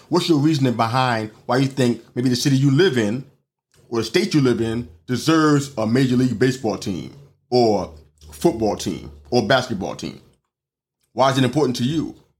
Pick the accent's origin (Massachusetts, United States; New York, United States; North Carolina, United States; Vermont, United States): New York, United States; New York City; my hometown, New York